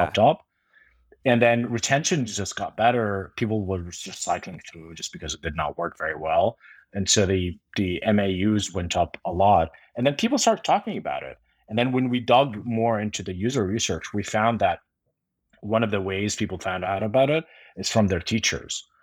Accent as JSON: {"language": "English", "country": "Jordan", "tie": "born or raised there", "moved": "yes", "said": "I grew up in Jordan"}